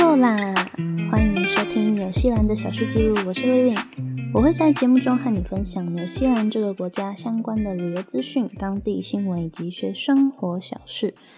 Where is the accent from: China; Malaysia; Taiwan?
Taiwan; moved away as an adult; now in New Zealand; 我是台湾人。我在二零一八年的时候用打工度假的签证